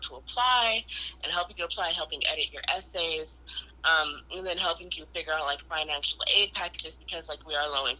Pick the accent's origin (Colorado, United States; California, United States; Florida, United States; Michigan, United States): Michigan, United States; Detroit; where I'm from Detroit